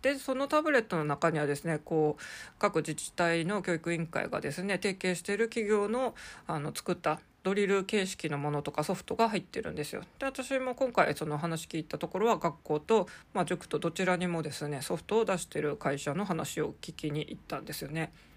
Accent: Sapporo, Hokkaido, Japan; moved away as an adult; now in Tokyo, Japan; 私はですね、生まれも育ちも札幌

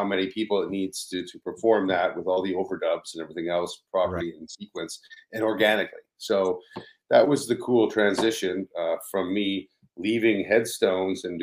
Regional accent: Ottawa, Ontario, Canada; now in Toronto, Canada; I grew up in Ottawa, so it was like, when I moved to Toronto

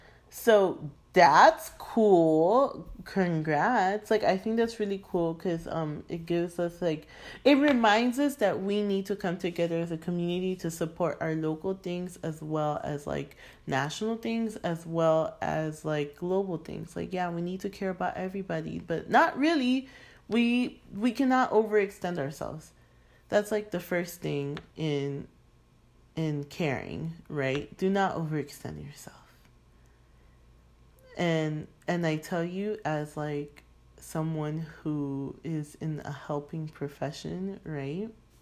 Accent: United Kingdom; I'm like schoolmate, like I'm freaking British, a classmate

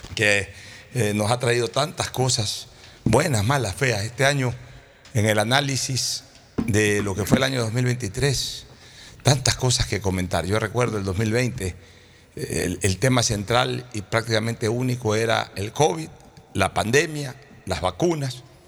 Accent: Ecuador; nosotros como ecuatorianos

